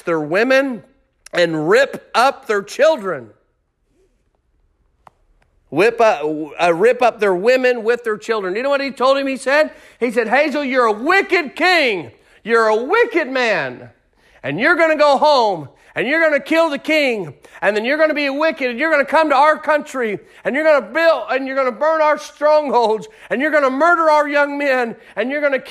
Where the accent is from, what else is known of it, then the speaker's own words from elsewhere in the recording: United States; as an American